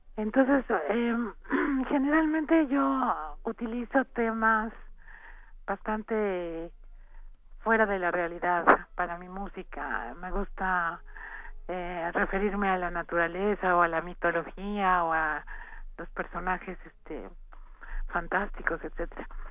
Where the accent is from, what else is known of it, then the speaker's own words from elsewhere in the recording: Mexico; somos tres compositores vivos, mexicanos